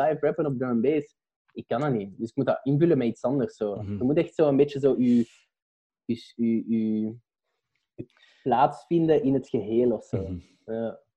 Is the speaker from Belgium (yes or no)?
yes; Belgium